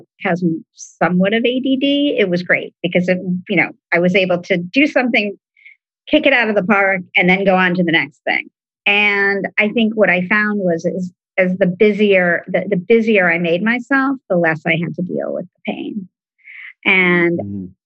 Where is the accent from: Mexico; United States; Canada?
United States; East Coast; also born or lived in Washington, D.C. / Southern California; growing up on the East Coast and living in DC